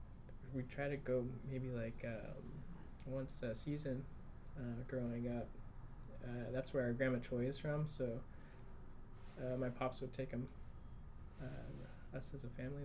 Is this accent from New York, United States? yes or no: no; Huntington Beach, California, United States; born or raised there